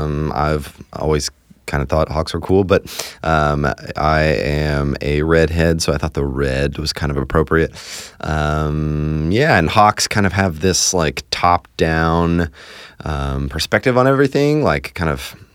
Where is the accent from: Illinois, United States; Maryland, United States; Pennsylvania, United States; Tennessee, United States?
Pennsylvania, United States; Hershey; now in Nashville, United States; Especially since we moved away, we grew up in Hershey, Pennsylvania. Now we live here in Nashville.